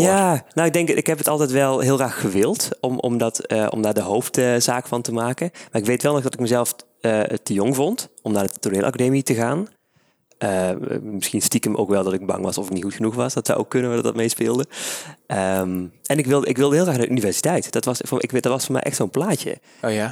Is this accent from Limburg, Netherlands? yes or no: yes; Maastricht, Limburg, Netherlands; Ja, ik ben van Maastricht